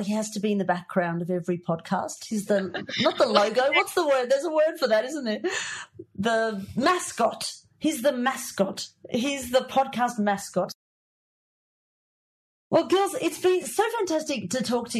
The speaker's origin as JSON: {"language": "English", "country": "Australia", "said": "I'm from Australia"}